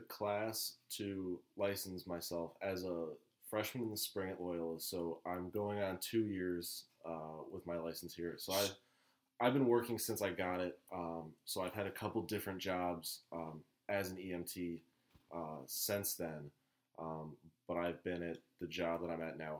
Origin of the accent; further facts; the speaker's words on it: Columbus, Ohio, United States; I'm from Columbus, Ohio.